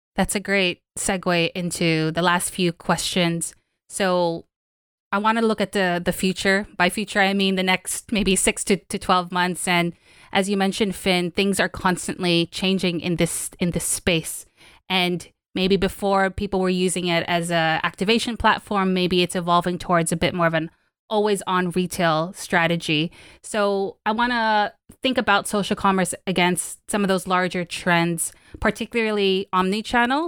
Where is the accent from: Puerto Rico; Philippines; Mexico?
Philippines; I'm from the Philippines